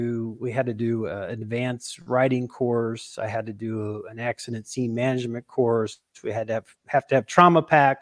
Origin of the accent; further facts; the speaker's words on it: St. Louis, Missouri, United States; also born or lived in Nebraska / Illinois; I was from St. Louis